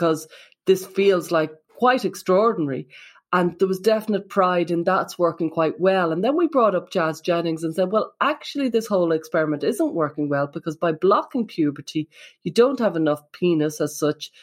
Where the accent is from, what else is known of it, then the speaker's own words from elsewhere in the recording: Ireland; I'm from Ireland